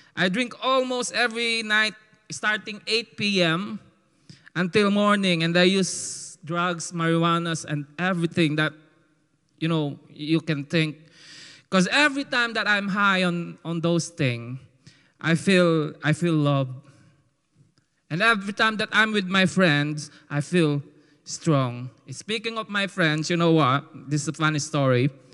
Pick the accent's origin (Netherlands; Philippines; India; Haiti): Philippines; accent: call center Filipino; my call center Filipino accent